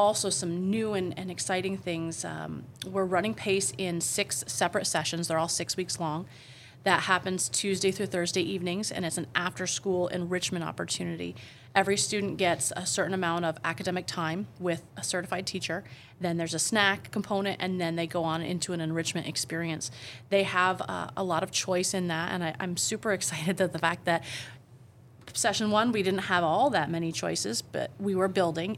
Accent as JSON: {"language": "English", "town": "Beekmantown", "region": "New York", "country": "United States", "tie": "born or raised there", "said": "I graduated from Beekmantown."}